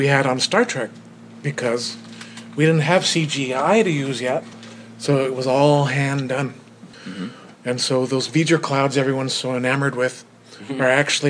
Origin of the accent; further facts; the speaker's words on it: Burbank, California, United States; I grew up in Burbank, five blocks from the studio.